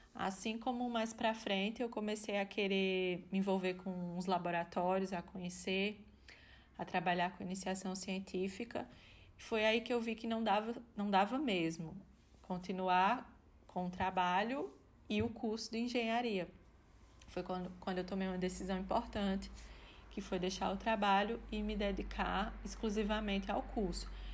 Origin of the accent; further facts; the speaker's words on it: Campina Grande, Paraíba, Brazil; moved away as an adult; also born or lived in Brasília / Recife; now in Maringá, Brazil; Eu trabalhava no hospital universitário da minha cidade natal, de Campina Grande.